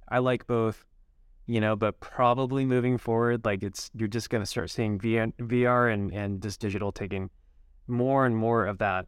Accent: Utah, United States; also born or lived in Holladay, Utah; born and raised in Utah.

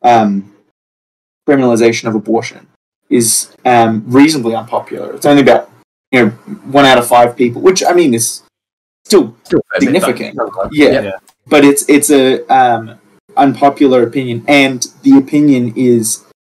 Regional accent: Australia

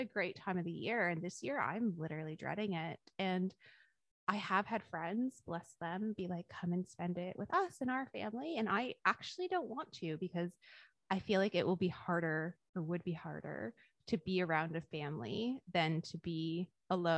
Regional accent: Canada; moved away as an adult; now in Australia; having grown up in Canada and being Canadian

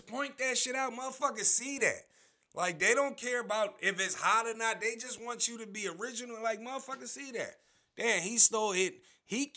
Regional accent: Philadelphia, Pennsylvania, United States; I'm from Philly

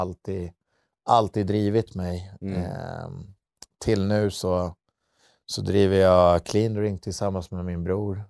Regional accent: Södertälje, Stockholm County, Sweden; vi var två killar från Södertälje

